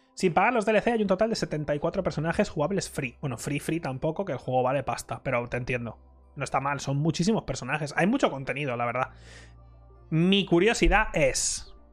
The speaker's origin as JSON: {"language": "Spanish", "country": "Spain", "said": "yo soy el único español"}